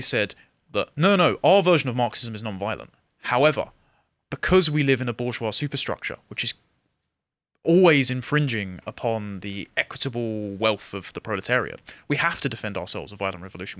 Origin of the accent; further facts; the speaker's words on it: England, United Kingdom; I'm an Englishman